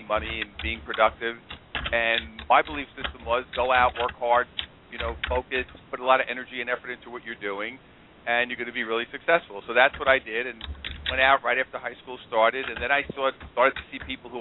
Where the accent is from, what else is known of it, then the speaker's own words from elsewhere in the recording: New York City, New York, United States; also born or lived in Queens, New York; I'm originally from Brooklyn, New York. That's where I was born. And I grew up in that area, then moved over to Queens